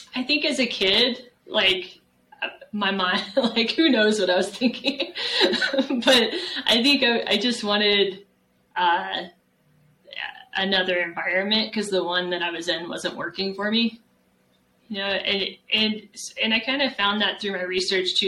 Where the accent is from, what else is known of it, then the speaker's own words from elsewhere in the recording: San Antonio, Texas, United States; moved away as an adult; also born or lived in Mammoth Lakes, California / Arizona; I grew up in San Antonio, Texas